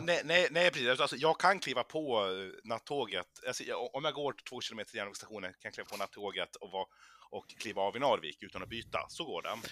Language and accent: Swedish; Umeå, Västerbotten County, Sweden; moved away; min hemstad